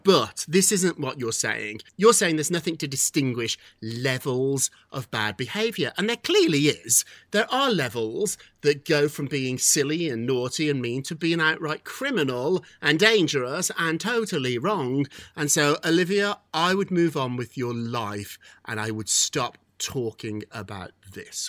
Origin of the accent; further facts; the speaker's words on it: United Kingdom; As a Brit